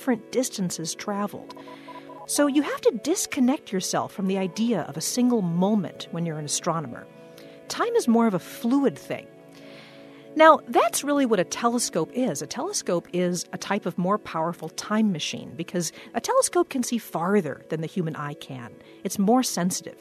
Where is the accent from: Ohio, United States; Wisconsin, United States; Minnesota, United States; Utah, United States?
Wisconsin, United States; Waukesha; I grew up in Waukesha, Wisconsin, which is a suburb of Milwaukee